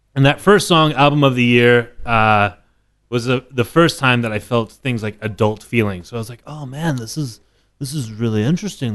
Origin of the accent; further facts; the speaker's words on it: Dallas, Texas, United States; moved away as an adult; now in New York, United States; I grew up in Dallas.